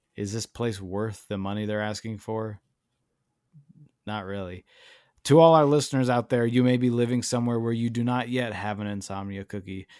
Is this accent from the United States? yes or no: yes; Chicago, Illinois, United States; when I was growing up in Chicago